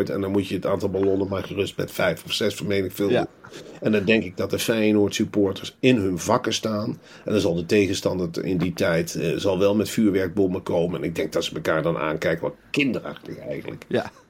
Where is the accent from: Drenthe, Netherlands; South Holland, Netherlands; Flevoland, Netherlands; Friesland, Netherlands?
South Holland, Netherlands; Rotterdam; Wij komen uit Rotterdam, de liefste stad van Nederland.